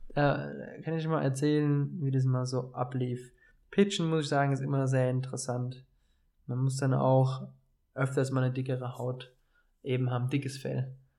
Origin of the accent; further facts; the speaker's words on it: Dreiländereck, Bavaria, Germany; accent: sounds like someone from Offenbach; moved away as an adult; also born or lived in Hesse; Und ich komme ja aus einer sehr speziellen Region, dem Dreiländereck. Also ich hatte es eine halbe, dreiviertel Stunde nach Baden-Württemberg und eine halbe, dreiviertel Stunde nach Hessen von meinem Heimatort aus